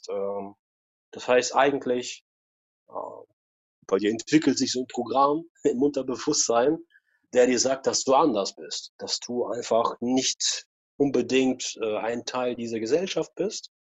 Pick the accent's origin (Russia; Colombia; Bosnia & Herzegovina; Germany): Russia; Ich bin auch früher, also genau, ich bin auch in Russland groß geboren, 79, ne, noch in den 70ern.